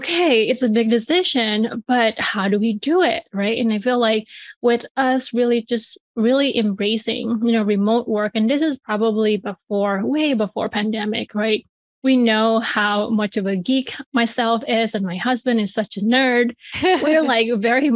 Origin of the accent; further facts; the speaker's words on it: Bali, Indonesia; moved away as an adult; now in United States; I'm from, you know, Bali, Indonesia. That's where I grew up and I was born